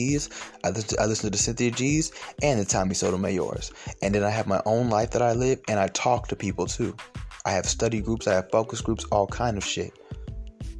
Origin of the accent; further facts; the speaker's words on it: Stone Mountain, Georgia, United States; I grew up in Stone Mountain in elementary school